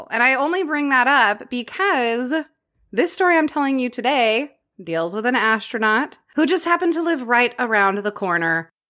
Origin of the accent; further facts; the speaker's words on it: Houston, Texas, United States; I grew up in Clear Lake, which is a master planned community in Houston, Texas, about halfway between Galveston and downtown Houston.